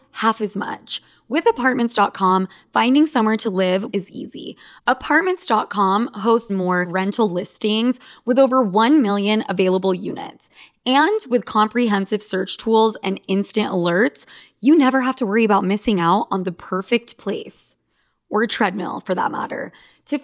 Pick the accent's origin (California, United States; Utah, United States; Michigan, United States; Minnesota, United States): Utah, United States; now in New York City, United States; I'm from Utah